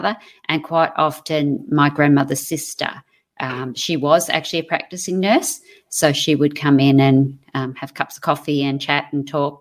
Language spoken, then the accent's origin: English; Melbourne, Victoria, Australia; moved away; when I was born in Melbourne, so when I lived in Melbourne, my parents had an apple orchard